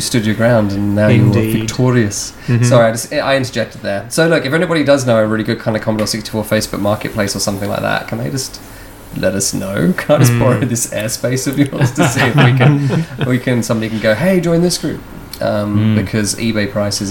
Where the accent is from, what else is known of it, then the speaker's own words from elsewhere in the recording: United Kingdom; now in Australia; Like, back home, because I'm from the UK, folks. Don't know if you notice my accent's all over the place.